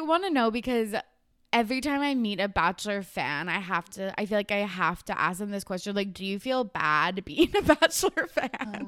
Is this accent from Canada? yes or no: yes; Canada; I'm Canadian